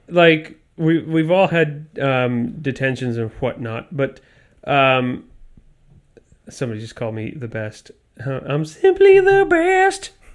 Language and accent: English; Canada; we're Canadian and we grew up poor